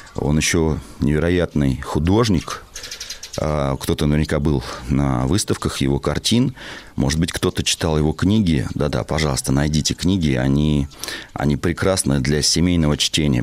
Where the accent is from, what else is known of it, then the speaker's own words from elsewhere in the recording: Russia; also born or lived in Moscow; я хоть родился в городе, в Москве, но большую часть своей юности я провел в деревне, занимаясь фермерским хозяйством вместе с своими родителями